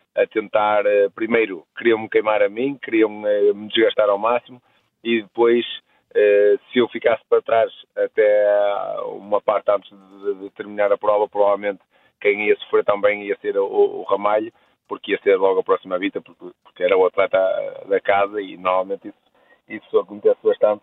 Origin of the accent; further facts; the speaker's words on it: Portugal; eu sendo eu português